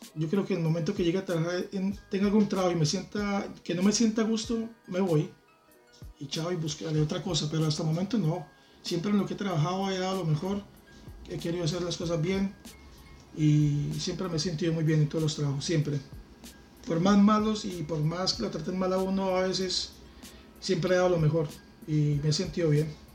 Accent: Bucaramanga, Santander, Colombia; moved away as an adult; now in Madrid, Spain; dos casas de donde yo vivía, en la ciudad de Bucaramanga, en Colombia

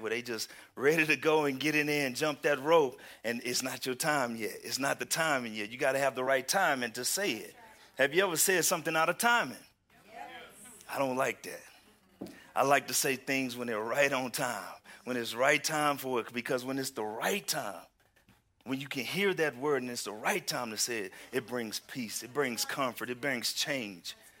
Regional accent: Houston, Texas, United States; moved away; I am from Houston, Texas

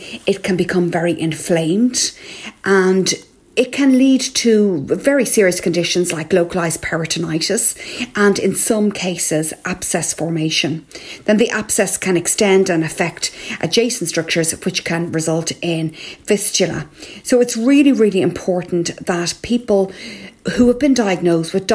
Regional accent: Ireland

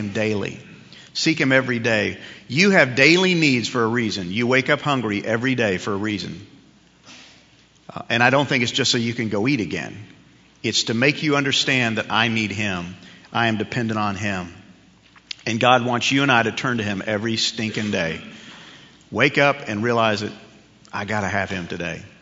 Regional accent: New York, United States; when I was a kid growing up in New York

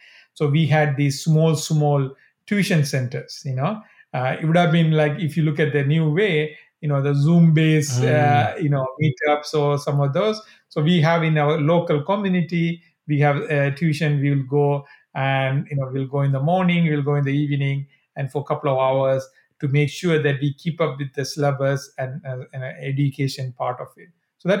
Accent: Sri Lanka; So again, I think I grew up in Sri Lanka in 80s.

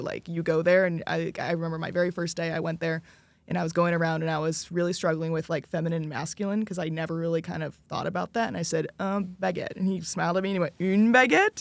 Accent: United States; my home country

